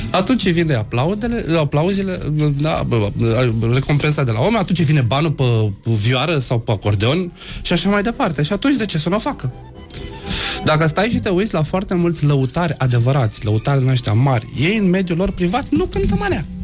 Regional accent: Galați, Galați County, Romania; pe lângă faptul că sunt rom, mai sunt și gălățean

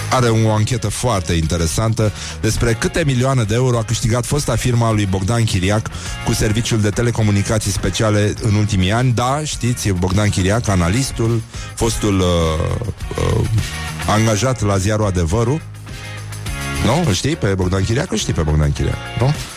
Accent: Brăila County, Romania; eu sunt din Brăila

